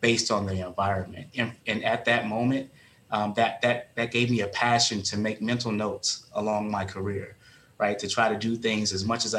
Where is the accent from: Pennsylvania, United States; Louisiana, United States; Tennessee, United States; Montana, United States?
Louisiana, United States; Shreveport; I'm originally from Shreveport, Louisiana